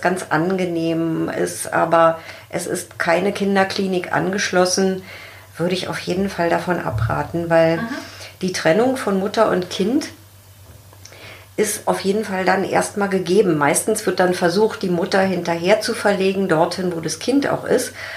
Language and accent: German; Germany; bei uns in Deutschland